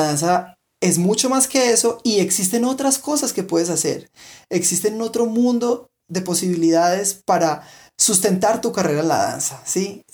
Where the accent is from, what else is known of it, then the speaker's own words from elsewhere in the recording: Colombia; en Colombia tenemos